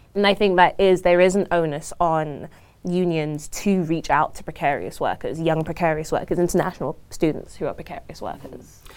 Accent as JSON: {"language": "English", "region": "London", "country": "United Kingdom", "tie": "born or raised there", "moved": "as an adult", "lives_now": "Toronto, Canada", "said": "I was born and raised in London, um, from South London, Croydon"}